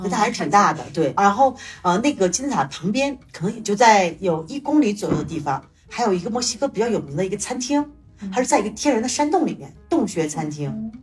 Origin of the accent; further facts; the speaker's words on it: China; also born or lived in Toronto; now in Mexico; 我们是中国人